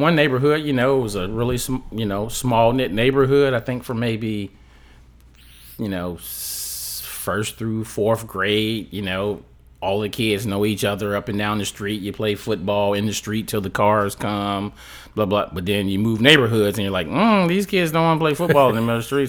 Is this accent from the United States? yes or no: yes; Chicago, Illinois, United States; I'm from Chicago, Illinois.